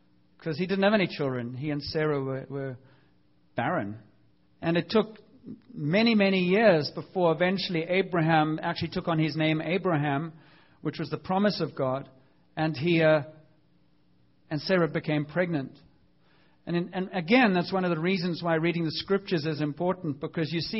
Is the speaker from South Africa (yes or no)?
yes; South Africa; growing up in South Africa